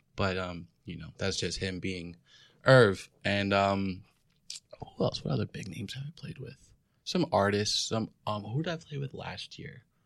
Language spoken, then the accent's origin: English; New York, United States; I'm from New York